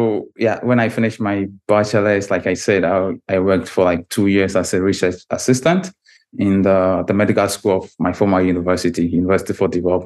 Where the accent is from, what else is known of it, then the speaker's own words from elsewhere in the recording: Tamale, Northern Region, Ghana; moved away as an adult; also born or lived in North East Region, Ghana; now in Russia; But I grew up entirely in a different city. Maybe it's like a big town, also in the northern part of Ghana, but in a different administrative region. It's called Tamale.